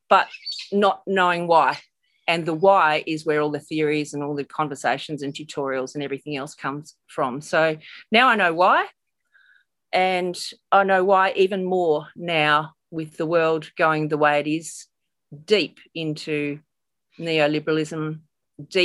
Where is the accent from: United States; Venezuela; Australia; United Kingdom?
Australia; Perth, Western Australia; I hail from Perth, Western Australia